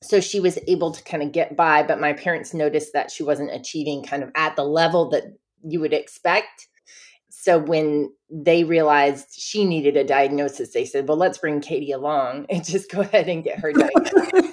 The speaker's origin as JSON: {"language": "English", "town": "Cullowhee", "region": "North Carolina", "country": "United States", "tie": "born or raised there", "also_born_or_lived": "Oberlin, Ohio", "moved": "as an adult", "said": "I'm from Cullowhee, North Carolina. It's an hour southwest of Asheville, North Carolina, which is kind of the nearest landmark that people will know of. So I grew up basically in the Great Smoky Mountains National Park."}